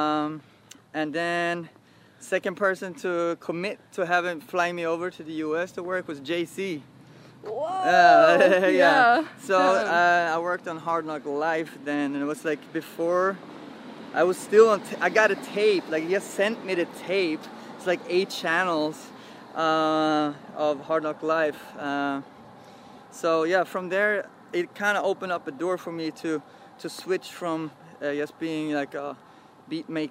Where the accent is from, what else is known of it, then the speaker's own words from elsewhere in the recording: Sweden; we're being from Sweden